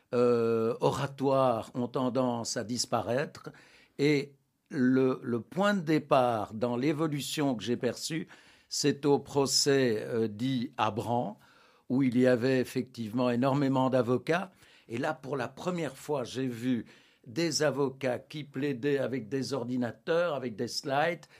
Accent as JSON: {"language": "French", "town": "Anderlecht", "region": "Brussels-Capital Region", "country": "Belgium", "tie": "born or raised there", "said": "mon enfance se déroule à Anderlecht à l'ombre du, parc Astrid"}